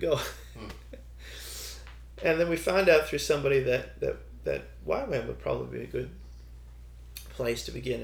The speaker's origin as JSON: {"language": "English", "town": "Toronto", "region": "Ontario", "country": "Canada", "also_born_or_lived": "China", "moved": "as an adult", "lives_now": "Thailand", "said": "We're from Canada"}